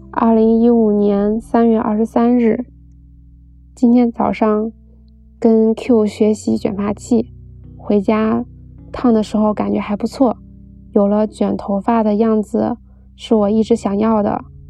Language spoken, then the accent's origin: Chinese; Beijing, China; 然后一个并不精致的女孩儿在北京长大了